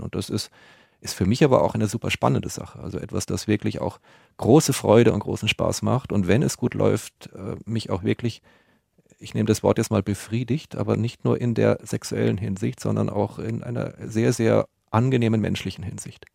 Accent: Munich, Bavaria, Germany; meiner Heimat München

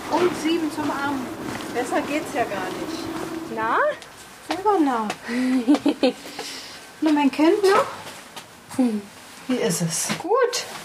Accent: Eberswalde, Brandenburg, Germany; moved away as an adult; Ich bin in Eberswalde aufgewachsen. Das ist eine Kleinstadt nordöstlich von Berlin. Und mit Anfang 20 hatte ich das Gefühl, dass mir auch gar nichts anderes übrig blieb.

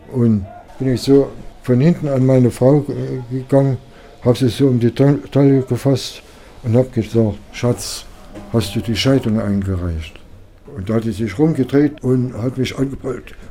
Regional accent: Waldheim, Saxony, Germany; Ich persönlich habe in meiner Kindheit viel hier in Waldheim gelebt

